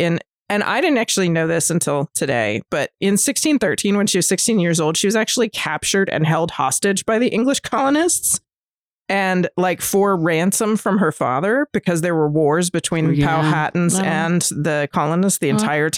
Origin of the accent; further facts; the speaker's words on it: Newport News, Virginia, United States; So I grew up in Virginia, which I've said before. I lived in Newport News when I was little.